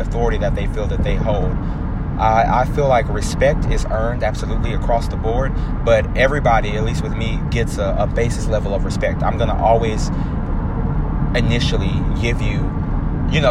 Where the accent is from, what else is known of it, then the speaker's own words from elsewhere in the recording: Houston, Texas, United States; I'm from Houston